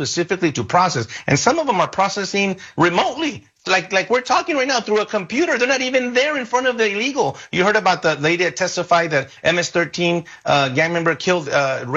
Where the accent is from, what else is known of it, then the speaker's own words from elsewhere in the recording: El Paso, Texas, United States; I'm from the border. I was born and raised in El Paso